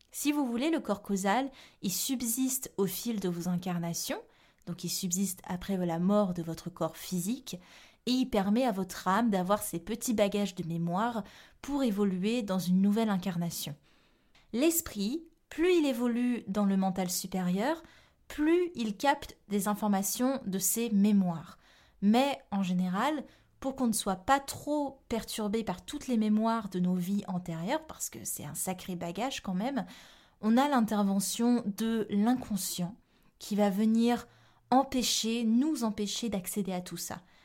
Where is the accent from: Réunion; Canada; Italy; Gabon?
Réunion; Je viens de la Réunion